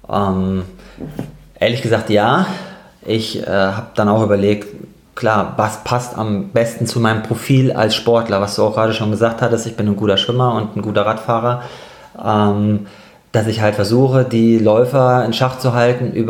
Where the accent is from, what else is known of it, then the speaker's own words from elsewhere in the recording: Darmstadt, Hesse, Germany; moved away as an adult; now in Cologne, Germany; Genau, also ich komme ursprünglich eigentlich aus Darmstadt, gar nicht aus Köln und bin hier nur zum Studium 2005